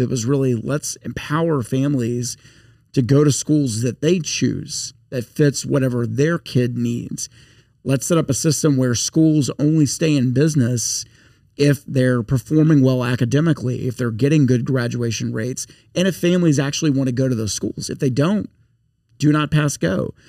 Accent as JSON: {"language": "English", "town": "Shreveport", "region": "Louisiana", "country": "United States", "tie": "born or raised there", "lives_now": "Baton Rouge, United States", "said": "I'm now far from Shreveport or upstate yeah, Louisiana"}